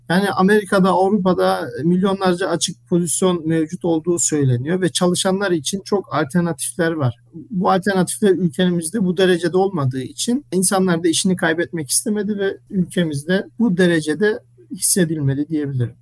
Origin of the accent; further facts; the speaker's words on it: Germany; moved away as an adult; also born or lived in Ankara, Turkey; now in Istanbul, Turkey; Almanya'da doğup büyüdüm.